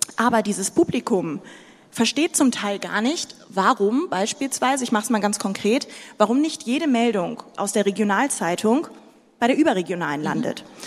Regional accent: Sudan; now in Germany; Ich bin nicht in Deutschland geboren, ich bin im Sudan geboren

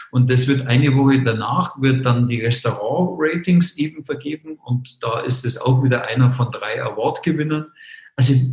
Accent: Munich, Bavaria, Germany; born there; und ich bin in München geboren, ich gebe es zu. Also ähm, bin gebürtiger Münchner, geborener Münchner.

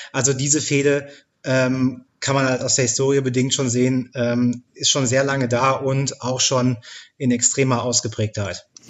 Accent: near Dortmund, North Rhine-Westphalia, Germany; meinen Heimatverein, über Borussia Dortmund tatsächlich in der Bundesliga. Da ähm, bin ich in der Nähe aufgewachsen

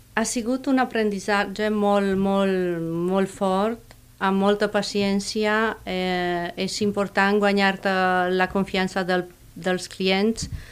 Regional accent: Romania; Catalan is a second language; moved away as an adult; also born or lived in Catalonia; now in Reus, Spain; Soc nouvinguda, soc d'origen romanès.

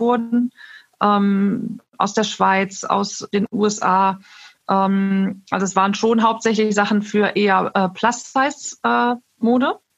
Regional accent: Neuss, North Rhine-Westphalia, Germany; komme aus Neuss

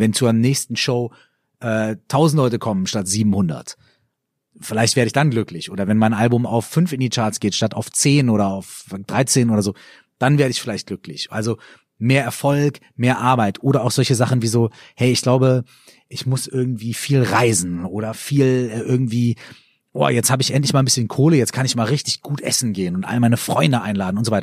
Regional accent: Minden, North Rhine-Westphalia, Germany; moved away; also born or lived in Cologne; ich komme ja aus Ostwestfalen, also aus Minden, und bei uns hat das Bier dann immer so mindestens 0,3, ja. Und als ich nach Köln gezogen bin

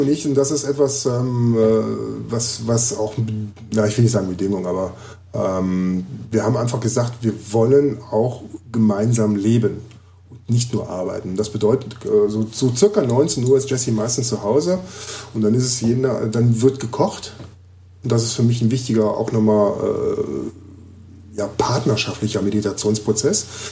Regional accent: Düsseldorf, North Rhine-Westphalia, Germany; moved away as an adult; now in Gifhorn, Germany; Ich lebe ja jetzt seit einem halben Jahr in Gifhorn. Ich komme ja aus Düsseldorf.

